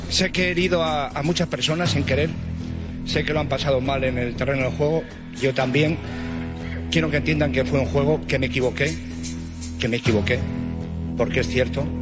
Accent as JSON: {"language": "Spanish", "town": "León", "region": "Castile and León", "country": "Spain", "said": "llegó a mi ciudad y preguntó por mí. Nunca esperaba que Xavi Aguado estuviera en León y quisiera verme, y quisiera darme un abrazo en mi tierra"}